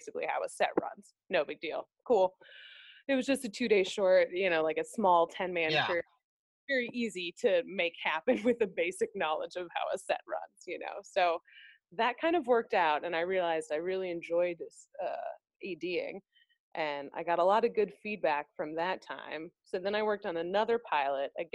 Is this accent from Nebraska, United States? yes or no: no; Minnesota, United States; moved away; I was from Minnesota